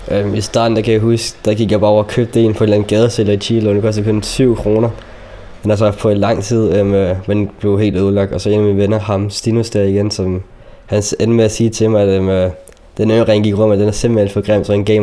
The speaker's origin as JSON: {"language": "Danish", "country": "Palestine", "lives_now": "Denmark", "said": "fordi jeg var selv palæstinenser, så det var en klub, hvor der kun var palæstinenser, der gik på det."}